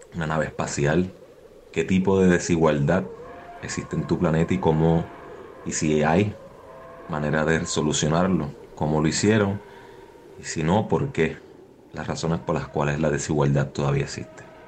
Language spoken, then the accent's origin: Spanish; Mexico; now in New York, United States; soy un mexicano viviendo en Nueva York